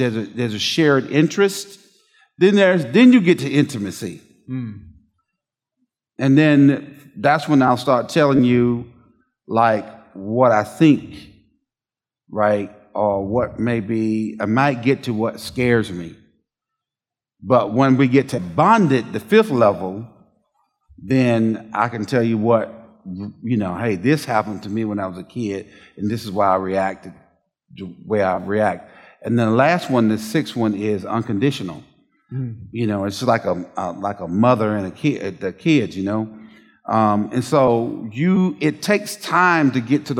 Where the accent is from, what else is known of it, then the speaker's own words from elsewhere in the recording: Southwest Georgia, United States; As a boy growing up in Southwest Georgia